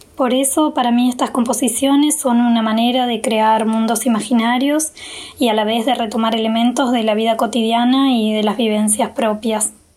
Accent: Río Negro, Argentina; soy artista visual de Río Negro

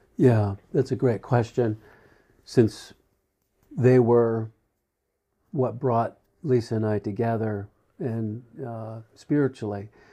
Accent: New Jersey, United States; moved away as an adult; I grew up in South Jersey, the family of nine

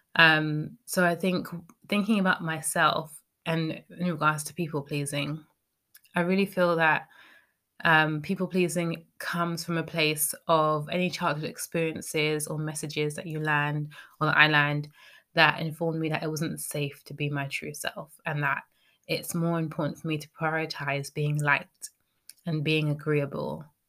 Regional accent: United Kingdom; speaking as a British person

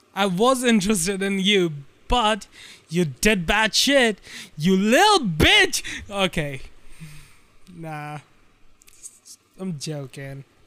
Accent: India; I'm uh, Indian

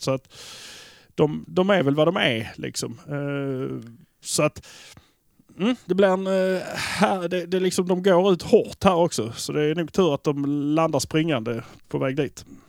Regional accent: Malmö, Skåne, Sweden; vi är från Malmö

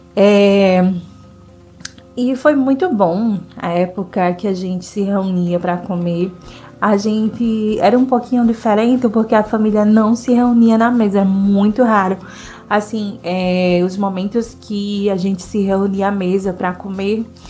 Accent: Northeast Region, Brazil; eu sou nordestina

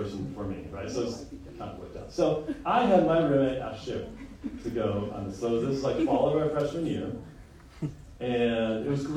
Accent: Chicago, Illinois, United States; I grew up in Chicago, suburbs of Chicago

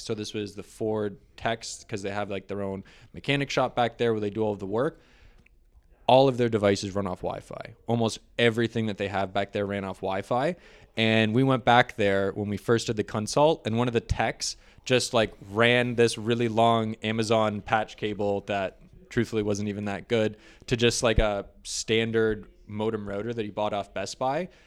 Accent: St. Catharines, Ontario, Canada; also born or lived in Toronto; I grew up in Niagara, Saint Catharines. I was Saint Catharines born.

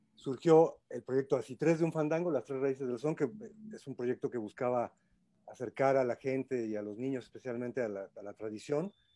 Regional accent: Mexico City, Mexico; no somos de allá, somos chilangos

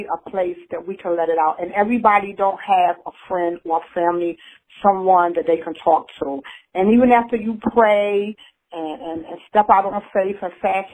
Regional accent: Newark, New Jersey, United States; now in Knightdale, United States; I'm originally from Newark, New Jersey, but I resided in Knightdale, North Carolina

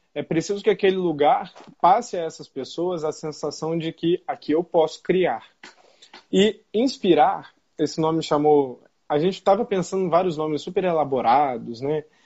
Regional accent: Brazil; also born or lived in Niterói; num país tão desigual quanto o nosso

